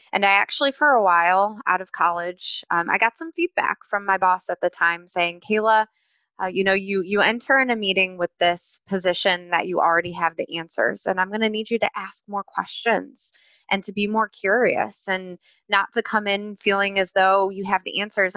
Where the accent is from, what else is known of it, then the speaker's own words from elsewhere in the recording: Cleveland, Ohio, United States; moved away as an adult; also born or lived in Raleigh, North Carolina; I am born and raised in Cleveland, Ohio, and spent about 13 years in Raleigh